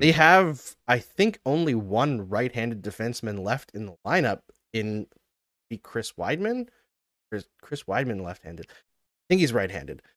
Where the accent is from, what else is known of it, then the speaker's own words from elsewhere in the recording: Canada; We're Canadian